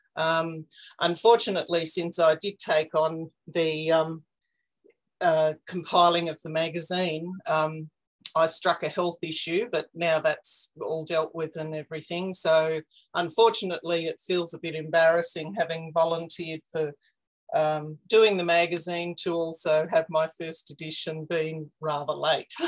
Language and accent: English; Warburton, Victoria, Australia; also born or lived in outback New South Wales; now in Canberra, Australia; I've been here for about 20 years, but I grew up in Warburton in Victoria, um, up in the hills east of Melbourne